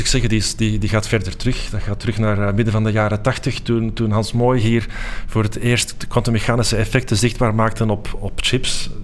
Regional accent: Antwerp, Flanders, Belgium; moved away as an adult; also born or lived in Delft; een uur rijden van Antwerpen, waar ik ben opgegroeid

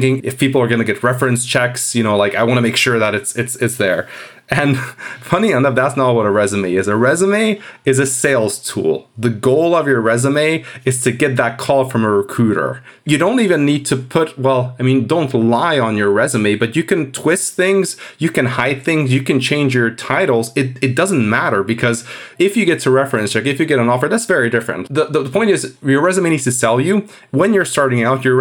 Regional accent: Hungary; moved away as an adult; also born or lived in Edinburgh, United Kingdom; I'm from Hungary

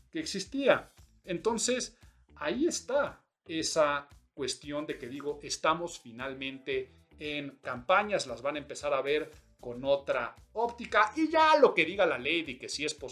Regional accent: Mexico; yo soy muy mexicano y estamos hablando de soberanía

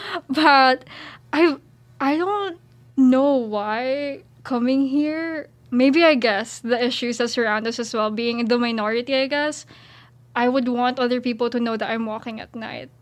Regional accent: Philippines; moved away as an adult; now in Syracuse, United States; I'm an international student. I'm from the Philippines.

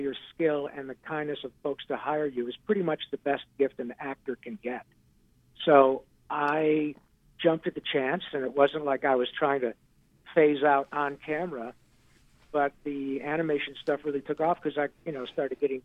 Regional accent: Michigan, United States; a kid growing up in Michigan

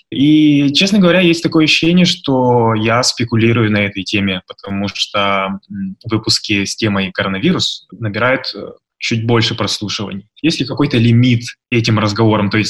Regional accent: Yakutsk, Sakha Republic, Russia; я из Якутска, здесь уже м, почти два часа ночи.

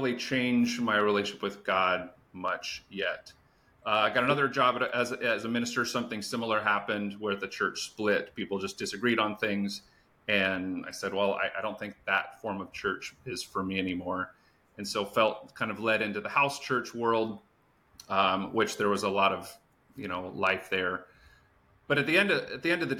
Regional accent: Phoenix, Arizona, United States; I grew up in the Phoenix area, a high Mormon population

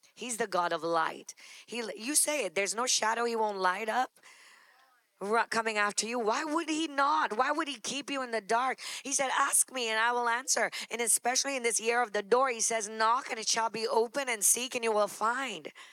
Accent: Trinidad & Tobago; moved away as an adult; also born or lived in Texas; now in New York, United States; We're finally in a place in an immigrant country because we come from Trinidad

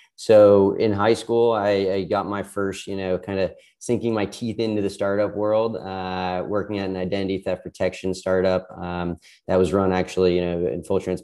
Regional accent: outside of Boston, Massachusetts, United States; moved away as an adult; also born or lived in Miami; I was born and raised outside of Boston

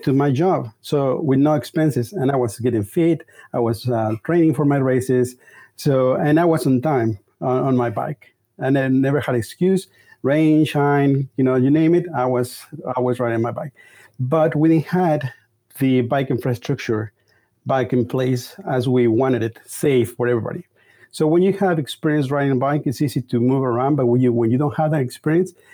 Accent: Mexico City, Mexico; moved away as an adult; now in Houston, United States; I'm from Mexico City.

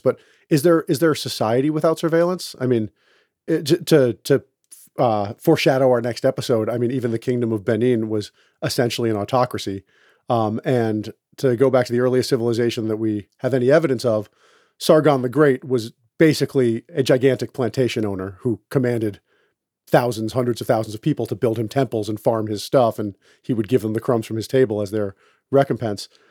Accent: Boston, Massachusetts, United States; I'm from Boston

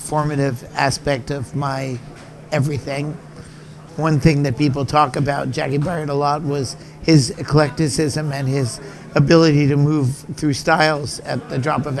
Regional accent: New York City, New York, United States; I'm from New York City. I'm a total New York City product. I went to school at the High School of Music and Art

